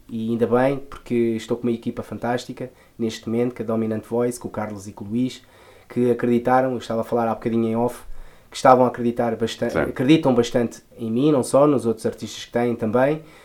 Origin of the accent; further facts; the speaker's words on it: Lisbon, Portugal; eu venho de um bairro muito típico de Lisboa, né? Eh, venho da Moraria.